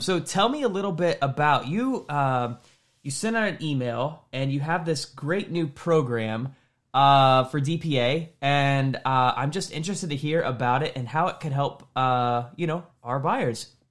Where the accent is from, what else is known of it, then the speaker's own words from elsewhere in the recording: Indianapolis, Indiana, United States; here in Indianapolis